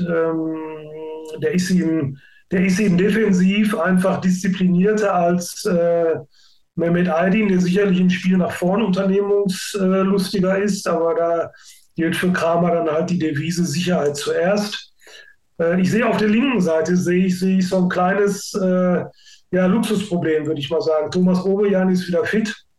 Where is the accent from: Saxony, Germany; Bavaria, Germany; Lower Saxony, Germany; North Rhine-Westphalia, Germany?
North Rhine-Westphalia, Germany; Gelsenkirchen; ich bin in Gelsenkirchen geboren